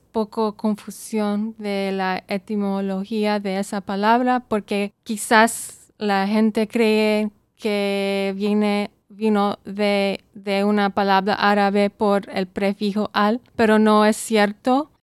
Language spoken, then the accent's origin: Spanish; Saudi Arabia; born there; also born or lived in Belize / Bethlehem, Palestine; Yo nací en Arabia Saudita y em, mi mamá es de Belice, pero mis orígenes son de Palestina. Yo también vivía ahí en Belén y entonces eh, vivía, vivía en Arabia Saudita, Belice y Belén.